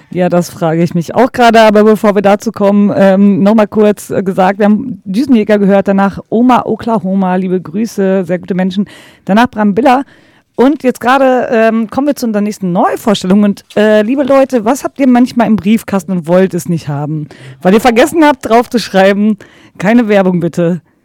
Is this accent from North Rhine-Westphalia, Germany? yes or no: yes; Ruhr area, North Rhine-Westphalia, Germany; ich komme halt aus dem Pott